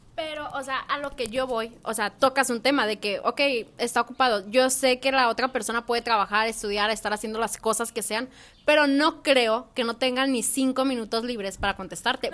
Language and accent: Spanish; Culiacán, Sinaloa, Mexico; soy de Culiacán, Sinaloa